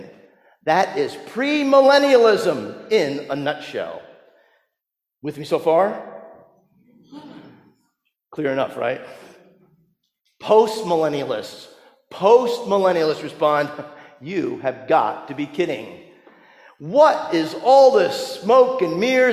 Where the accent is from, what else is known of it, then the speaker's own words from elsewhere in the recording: New Jersey, United States; that church that I grew up in New Jersey